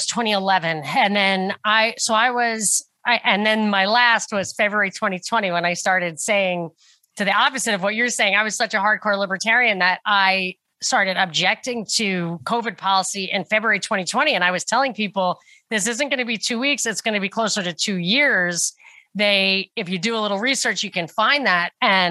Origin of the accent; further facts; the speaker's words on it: New York, United States; moved away as an adult; also born or lived in Atlanta, Georgia / Texas; I grew up in New York